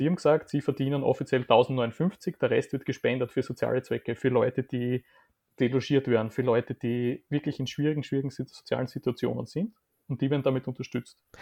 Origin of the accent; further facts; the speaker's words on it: Graz, Styria, Austria; now in Vienna, Austria; Graz, meine Heimatstadt